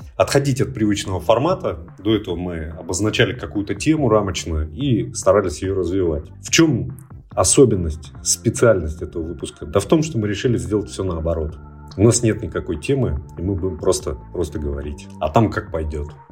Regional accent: Barnaul, Altai Krai, Russia; moved away; я полетел в Барнаул. Это мой родной город, он находится в Алтайском крае

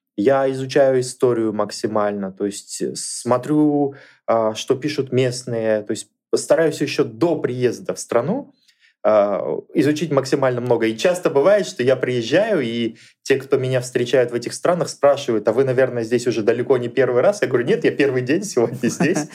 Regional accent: Kamenogorsk, East Kazakhstan Region, Kazakhstan; особо мы никуда дальше из Каменогорска не ездили, а родом

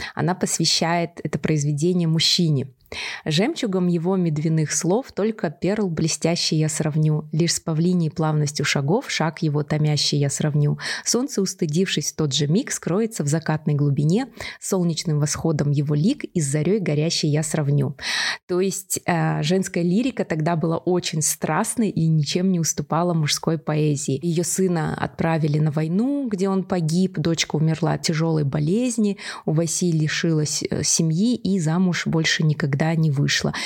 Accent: Kazakhstan; мы из Казахстана

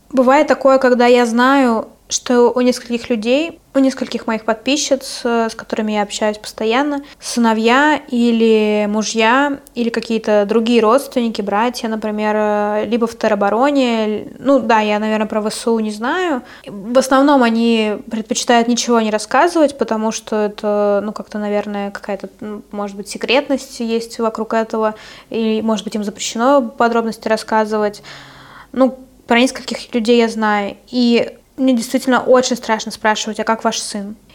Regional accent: Russia; они прекрасно знают, что я из России

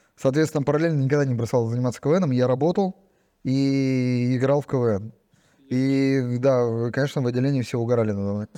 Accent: Tyumen, Tyumen Oblast, Russia; я из Тюмени

